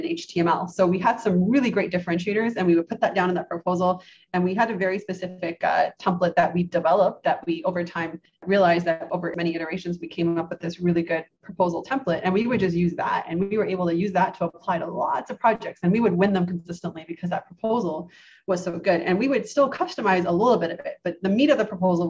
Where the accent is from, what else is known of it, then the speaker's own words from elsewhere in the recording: Canada; I grew up in Canada